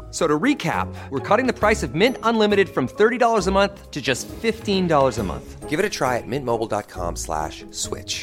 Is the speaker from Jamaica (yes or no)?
yes; Jamaica; I'm a bushman from Senton in Jamaica.